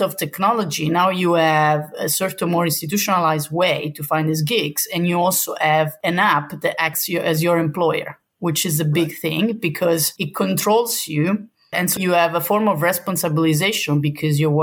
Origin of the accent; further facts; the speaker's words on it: Southern Italy, Italy; moved away; I'm not from the north, I'm from the south.